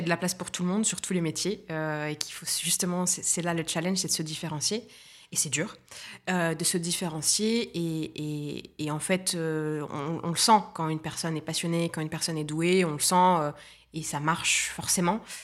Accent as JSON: {"language": "French", "country": "Tunisia", "tie": "born or raised there", "also_born_or_lived": "Paris, France", "moved": "as an adult", "lives_now": "Nice, France", "said": "je suis tunisienne, franco-tunisienne, je suis née en Tunisie, j'y ai passé 18 ans de ma vie, mes 18 premières années"}